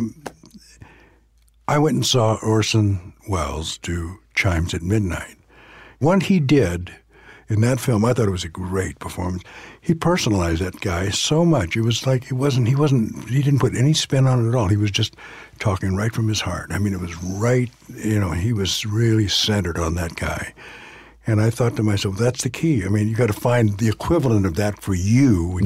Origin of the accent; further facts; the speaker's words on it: Southern California, United States; I grew up in Southern California